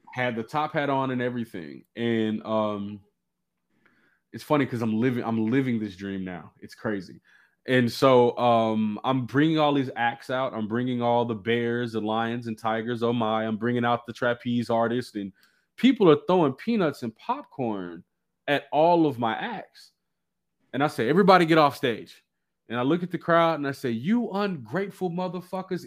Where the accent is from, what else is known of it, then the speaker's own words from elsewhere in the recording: Dallas, Texas, United States; I'm from Dallas, man.